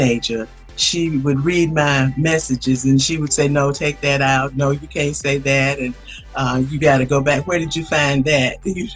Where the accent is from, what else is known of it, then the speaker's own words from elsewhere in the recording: Waycross, Georgia, United States; moved away as an adult; also born or lived in Atlanta; I was born in Waycross, Georgia at home. I am raised in Waycross. I was educated in Waycross, Georgia.